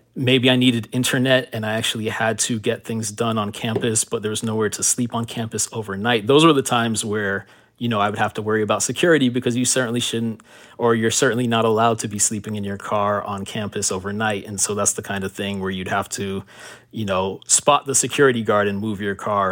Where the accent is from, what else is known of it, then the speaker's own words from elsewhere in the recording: Miami, Florida, United States; also born or lived in Miramar, Florida; coming from Miami, growing up in Miami